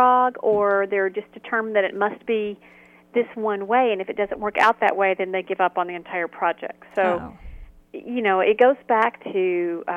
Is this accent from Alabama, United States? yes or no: yes; Huntsville, Alabama, United States; growing up in Huntsville, Alabama, we were raised on the Golden Rule